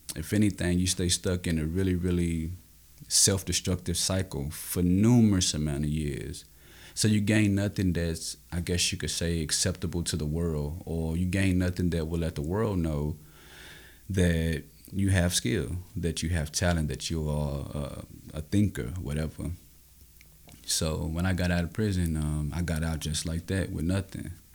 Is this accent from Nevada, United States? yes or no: no; Austin, Texas, United States; I grew up in Austin, Texas, um, in an underserved community.